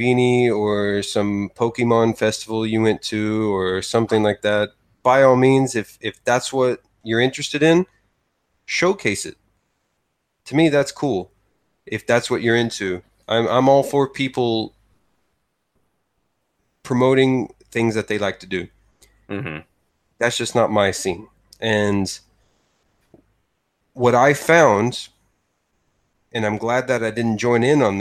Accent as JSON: {"language": "English", "country": "United States", "also_born_or_lived": "Texas", "moved": "as an adult", "lives_now": "Japan", "said": "as an American"}